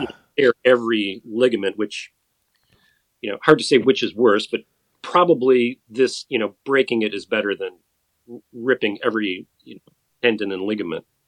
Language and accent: English; Madison, Wisconsin, United States; I grew up in Madison, Wisconsin